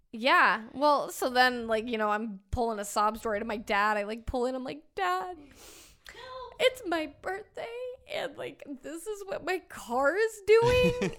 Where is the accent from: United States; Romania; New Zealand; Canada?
United States; Arizona; we're all, we're all from Arizona